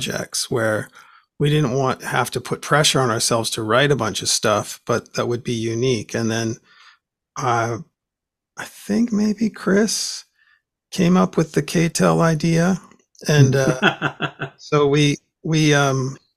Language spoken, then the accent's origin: English; Vancouver, British Columbia, Canada; when I was a kid, it was on the radio here in Vancouver